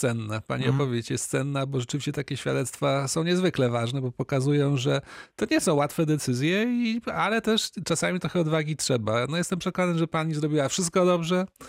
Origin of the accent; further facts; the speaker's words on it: Opole, Opole Voivodeship, Poland; u nas w Opolu